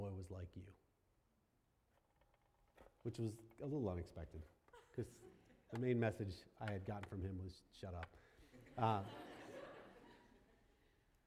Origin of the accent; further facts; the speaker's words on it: Pittsburgh, Pennsylvania, United States; moved away; I grew up in Pittsburgh, and I went back to Pittsburgh, and I went back to my elementary school